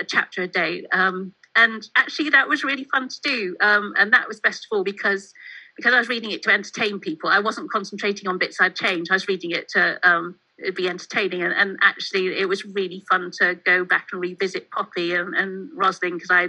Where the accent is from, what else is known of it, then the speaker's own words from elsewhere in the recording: Mid Wales, United Kingdom; moved away; Growing up in Mid Wales, I'm very much a country girl, and living in the city now